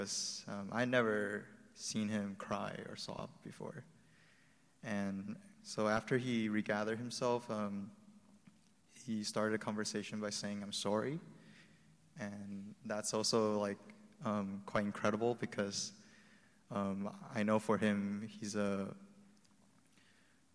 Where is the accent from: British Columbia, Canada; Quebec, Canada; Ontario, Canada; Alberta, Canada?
British Columbia, Canada; Vancouver; also born or lived in Taiwan; so I was born in Taiwan, but I grew up in Vancouver, Canada.